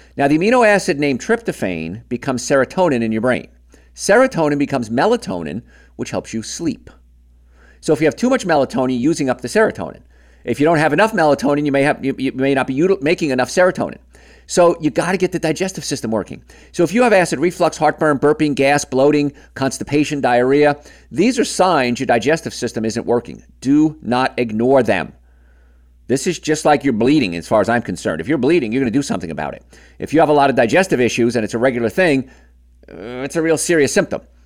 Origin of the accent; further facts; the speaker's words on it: New York, United States; I grew up in New York, which is on the eastern end of the time zone